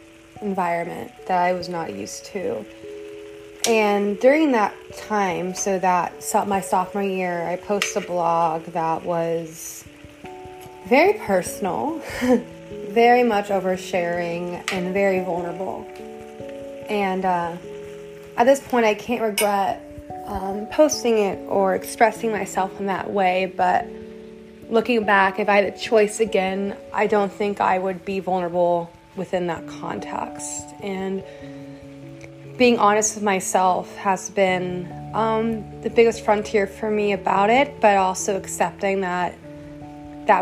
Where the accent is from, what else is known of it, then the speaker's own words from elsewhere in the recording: Austin, Texas, United States; I grew up in Austin, Texas